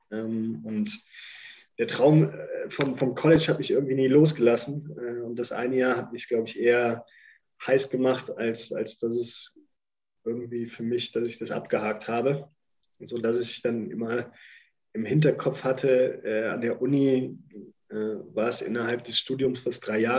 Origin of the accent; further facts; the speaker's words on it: Germany; Und da einmal da anzukommen als Deutscher, äh, sage ich mal, Junge, äh, das war schon ein Erlebnis.